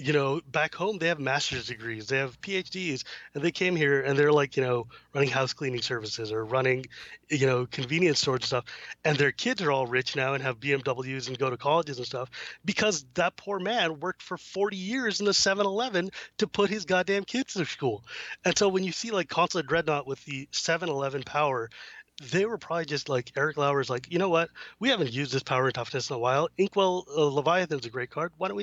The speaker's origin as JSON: {"language": "English", "country": "United States", "said": "I'm an American. I don't sound like that."}